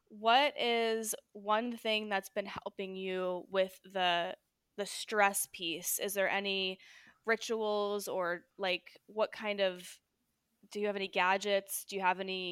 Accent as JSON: {"language": "English", "region": "New Jersey", "country": "United States", "moved": "yes", "said": "I'm from New Jersey originally"}